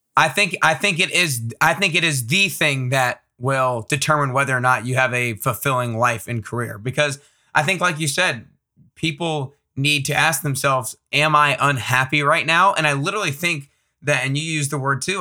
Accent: Atlanta, Georgia, United States; I grew up in Atlanta

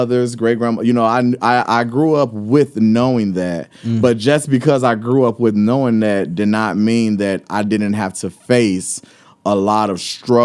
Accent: Chicago, Illinois, United States; I grew up in Chicago on the South Side

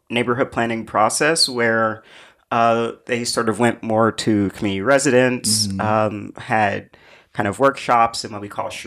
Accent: Brooklyn, New York, United States; I'm, I may be growing up in Van Dyke houses, but my daughter, you know, is graduating college next year. It would be nice if she could move back to this neighborhood

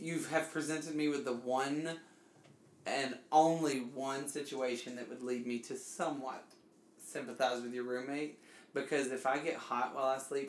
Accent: Alabama, United States; because I'm from Alabama.

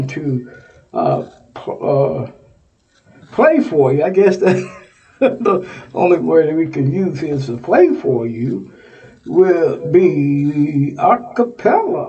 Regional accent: Texas, United States; Texas is my home state

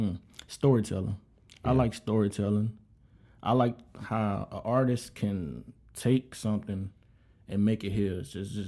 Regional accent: Monroe, Louisiana, United States; moved away as an adult; now in Savannah, United States; I'm from originally Monroe, Louisiana, 318 Stand Up.

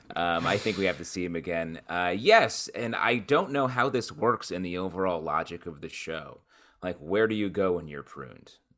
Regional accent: Syracuse, New York, United States; I grew up in Syracuse, New York area

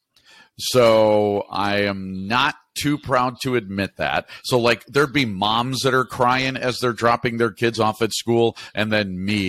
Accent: Naperville, Illinois, United States; I was from Naperville

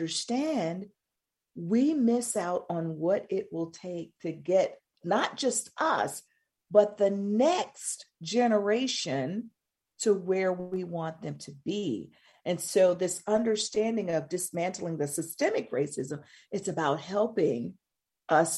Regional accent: Mississippi, United States; moved away; I'm from Mississippi. I have no intentions of moving back.

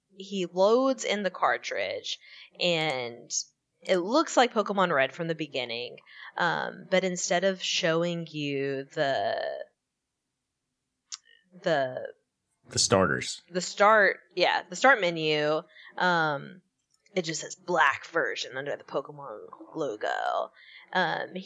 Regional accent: northwest Louisiana, United States; outside my hometown, is in like northwest Louisiana.

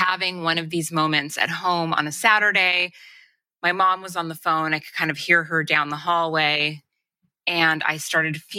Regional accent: Los Angeles, California, United States; I grew up in Los Angeles

